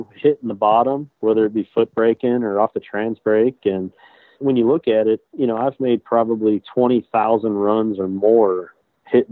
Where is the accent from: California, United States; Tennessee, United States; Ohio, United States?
Ohio, United States; Avon Lake; also born or lived in Wellington, Ohio / Toledo, Ohio; I grew up in Avon Lake, Ohio, which is literally on the lakefront of Lake Erie, probably about 30 minutes west of Cleveland, Ohio.